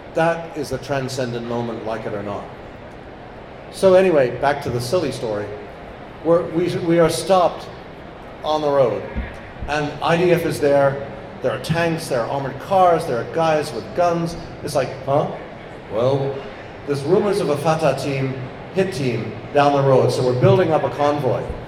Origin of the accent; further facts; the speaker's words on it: England, United Kingdom; moved away; I'm English